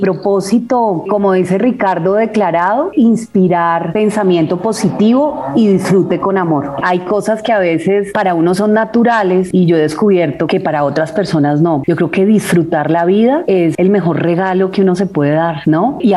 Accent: Cali, Valle del Cauca, Colombia; yo me quedé en Cali, Juli, yo soy de Cali, entonces íbamos a Agua Blanca, que es, digamos, un barrio bastante, digamos, pues de gente que no tiene muchos recursos

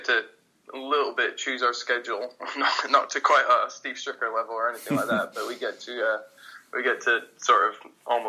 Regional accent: Edinburgh, Scotland, United Kingdom; moved away as an adult; also born or lived in United States; now in London, United Kingdom; I grew up in Edinburgh

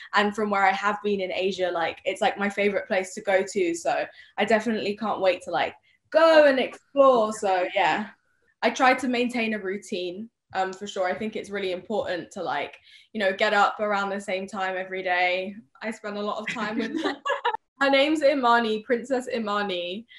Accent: United Kingdom; also born or lived in Spain / Sweden; I'm British

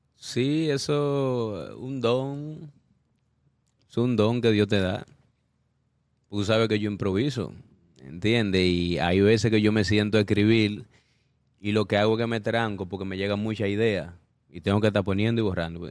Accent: Dominican Republic; también vengo de República Dominicana

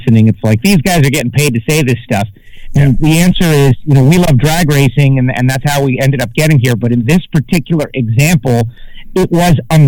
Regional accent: Miami, Florida, United States; I'm from Miami

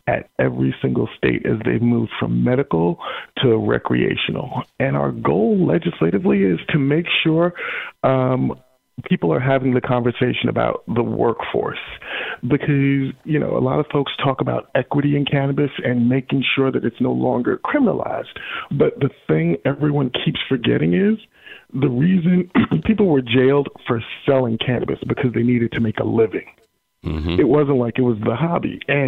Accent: New York, United States; moved away as an adult; now in Washington, D.C., United States; I grew up in New York, which is a union town

